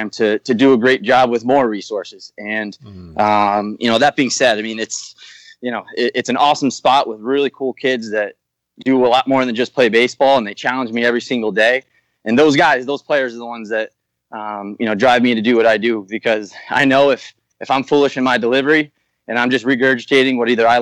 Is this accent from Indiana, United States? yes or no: no; New Haven, Connecticut, United States; And I'm from New Haven, Connecticut, so I had some relationships with the people here at Yale, just being a local